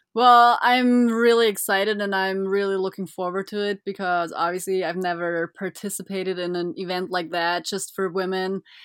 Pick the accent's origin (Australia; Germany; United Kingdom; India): Germany; Füssen, Bavaria; I was born and raised in Germany